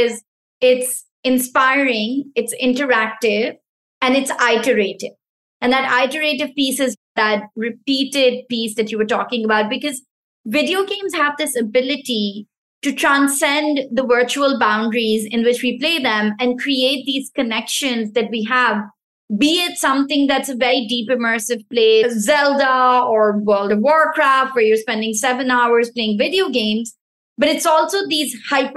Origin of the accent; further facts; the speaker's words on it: Pakistan; first language Pashto; English is a second language; moved away; the Pashto language, which is my mother tongue. So I'm originally from Pakistan